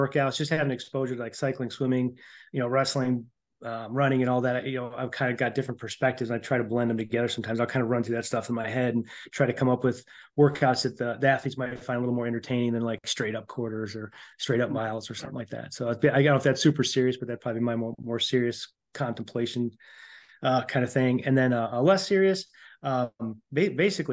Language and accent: English; Chicago, Illinois, United States; moved away; also born or lived in Elmwood Park, Illinois; I grew up in Elmwood Park and in Chicago